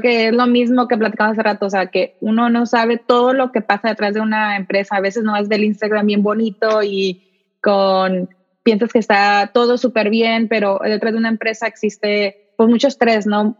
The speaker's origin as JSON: {"language": "Spanish", "town": "Tijuana", "region": "Baja California", "country": "Mexico", "moved": "yes", "lives_now": "San Diego, United States", "said": "Yo soy de, originalmente soy de Tijuana, ahorita vivo en San Diego"}